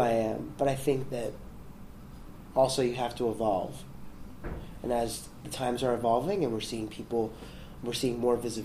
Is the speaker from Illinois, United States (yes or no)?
no; New York City, New York, United States; I grew up in the South Bronx